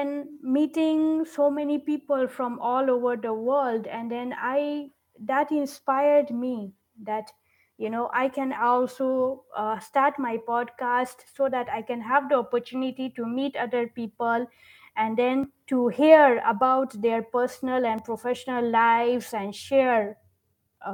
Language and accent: English; Nigeria; moved away as an adult; also born or lived in London; I was brought up in Nigeria